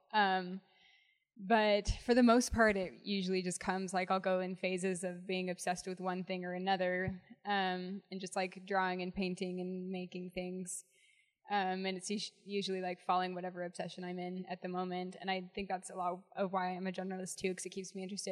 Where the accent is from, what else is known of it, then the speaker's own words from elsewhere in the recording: St. George, Utah, United States; also born or lived in Salt Lake City, Utah; I grew up in St. George, Utah.